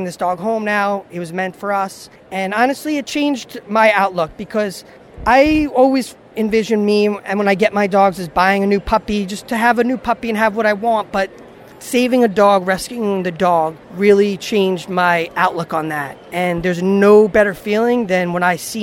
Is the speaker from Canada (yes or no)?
no; New Jersey, United States; I'm from New Jersey. I live in New Jersey